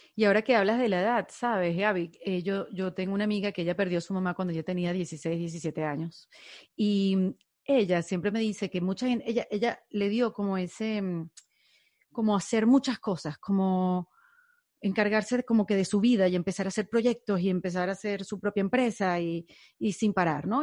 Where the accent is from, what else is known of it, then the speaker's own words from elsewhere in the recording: Venezuela; moved away; seguidores que tengo de Venezuela, que muchos hemos sentido que hemos perdido un país